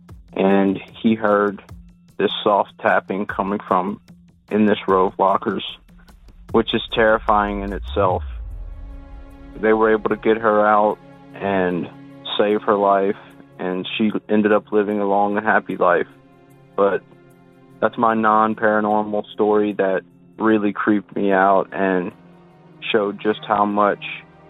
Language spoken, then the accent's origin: English; South Louisiana, United States; I'm from a small town in South Louisiana